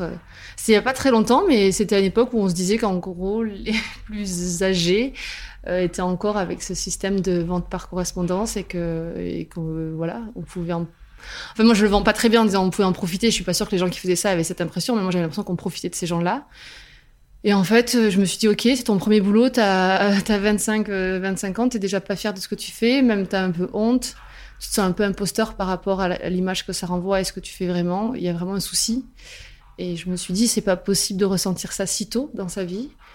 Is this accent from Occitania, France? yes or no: yes; Albi, Occitania, France; now in Toulouse, France; je suis originaire d'Albi et je vis à Toulouse